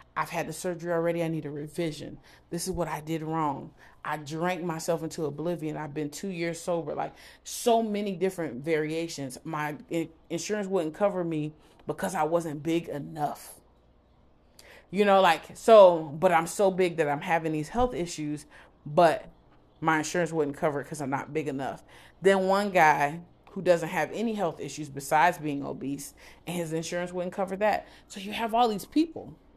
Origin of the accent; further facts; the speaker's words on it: Broward County, Florida, United States; moved away; I'm from Broward.